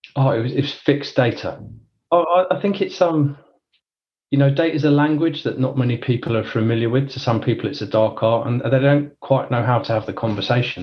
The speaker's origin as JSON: {"language": "English", "region": "London", "country": "United Kingdom", "said": "I'm from London or Northwest London originally."}